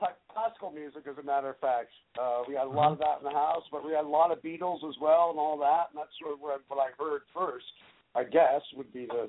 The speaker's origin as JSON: {"language": "English", "country": "United States", "said": "You know, I'm from the U.S. and we're all American. but spent a lot of time overseas, as I mentioned."}